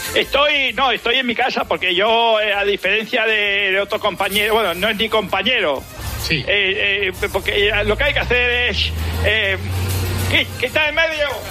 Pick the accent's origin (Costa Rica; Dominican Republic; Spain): Spain; Barcelona, Catalonia; now in Sant Cugat del Vallès, Spain; soy nacido en Barcelona. Pero vivo desde hace muchos años y en San Cugat del, del Vallés